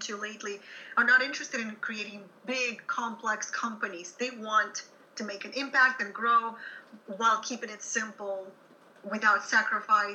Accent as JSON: {"language": "English", "country": "Ukraine", "second_language": "English", "moved": "as an adult", "said": "I'm originally from Soviet Ukraine, and I was trained as a music teacher there"}